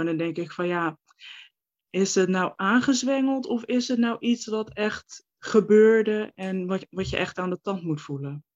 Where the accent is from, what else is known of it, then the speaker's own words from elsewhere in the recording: Rotterdam, South Holland, Netherlands; ik ben 28, ik kom uit Rotterdam. En daar mhm. woon ik ook eh, nu nog steeds.